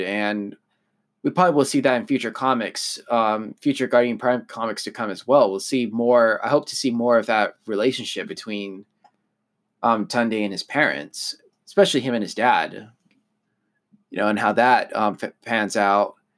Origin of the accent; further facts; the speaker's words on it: United States; I was born in the U S, I'm an, I'm an American